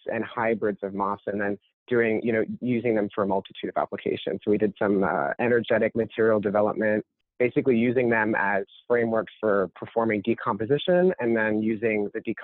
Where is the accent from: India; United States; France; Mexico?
United States; Orlando, Florida; moved away as an adult; also born or lived in Michigan; I'm from sort of central South Florida. I grew up in a, you know, primarily Latin